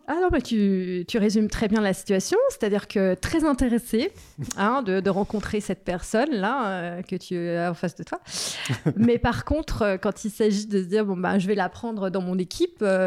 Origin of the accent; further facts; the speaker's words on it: Saint-Julien-en-Genevois, Auvergne-Rhône-Alpes, France; moved away as an adult; also born or lived in Annecy / Chablais; j'ai grandi à Saint-Julien